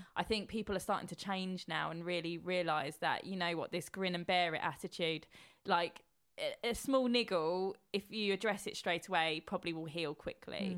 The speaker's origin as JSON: {"language": "English", "town": "Horsham", "region": "South East England", "country": "United Kingdom", "tie": "born or raised there", "said": "I grew up in Horsham"}